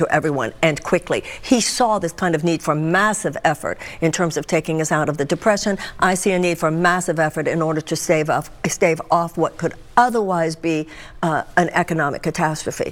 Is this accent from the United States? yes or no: yes; Texas, United States; also born or lived in California / New York / Michigan; now in Des Moines, United States; I was born and raised in Texas